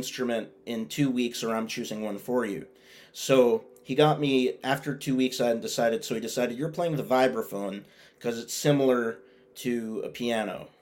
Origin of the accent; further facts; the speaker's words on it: Boston, Massachusetts, United States; I was born here. I've never moved anywhere else.